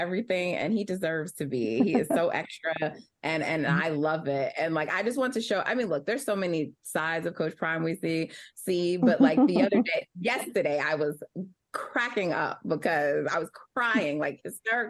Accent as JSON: {"language": "English", "region": "New York", "country": "United States", "said": "I'm from New York"}